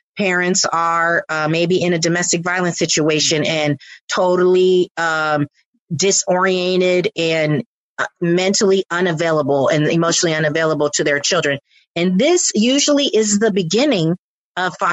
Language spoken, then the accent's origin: English; San Francisco Bay Area, California, United States; also born or lived in Florida; we moved from Florida here to the San Francisco Bay Area and lived in poverty for most of my childhood